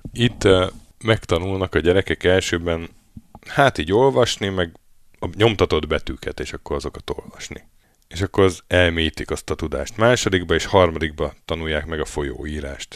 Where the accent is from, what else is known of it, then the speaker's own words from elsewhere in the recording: Hungary; moved away as an adult; now in Norway; Mi szerencsére EU-ból jöttünk